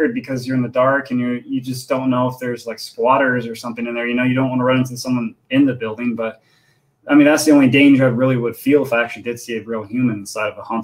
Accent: Indiana, United States; I'm born and raised in Indiana

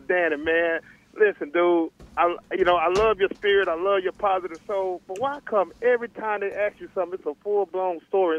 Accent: Tulsa, Oklahoma, United States; I'm from Tulsa, Oklahoma, Greenwood Soul District.

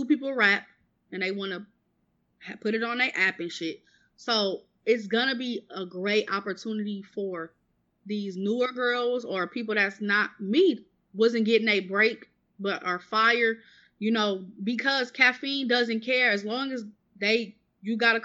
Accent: Milwaukee, Wisconsin, United States; accent: country; I'm from Milwaukee

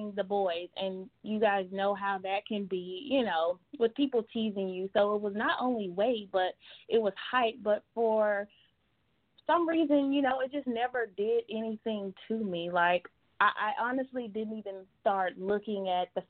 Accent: Atlanta, Georgia, United States; also born or lived in Phoenix, Arizona; born in Phoenix, but most of my life I was actually raised in Atlanta

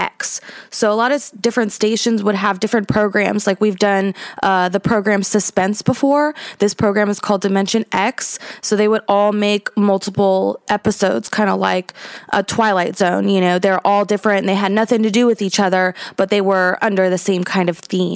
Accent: North Carolina, United States; I'm from North Carolina too

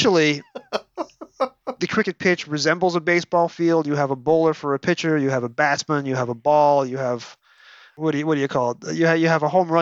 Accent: United States; I'm an American. We're all American.

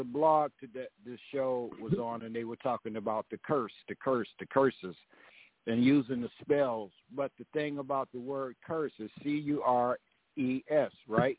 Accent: Mississippi, United States; now in Eatonton, Georgia, United States; Mississippi, correct? My hometown where I was born, and then my father's hometown, which is Amory

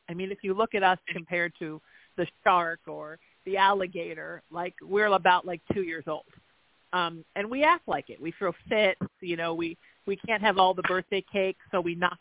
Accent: Southern California, United States; also born or lived in Connecticut; since I've moved back to my hometown in Southern California

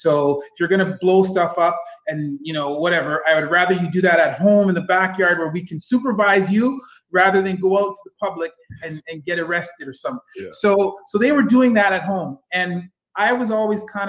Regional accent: Kitchener, Ontario, Canada; moved away as an adult; now in Ottawa, Canada; I was born and raised in Kitchener

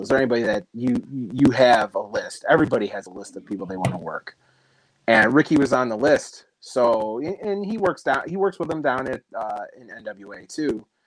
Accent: Chicago suburbs, Illinois, United States; born and raised in the Chicago Burbs

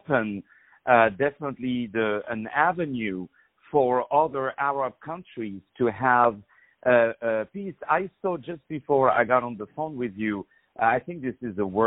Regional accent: Morocco; Morocco, my home country

